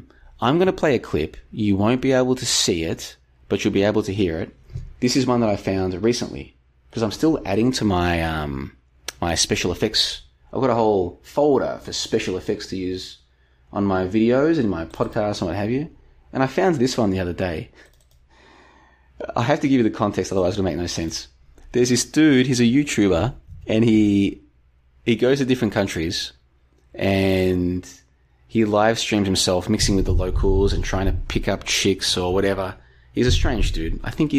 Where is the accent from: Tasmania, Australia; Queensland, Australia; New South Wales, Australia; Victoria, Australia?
Victoria, Australia; No, a little bit further southeast than Doveton. But we played in the same football league as Doveton.